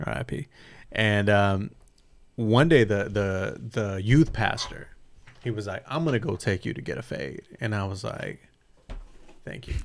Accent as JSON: {"language": "English", "town": "San Bernardino", "region": "California", "country": "United States", "tie": "born or raised there", "said": "in my hometown"}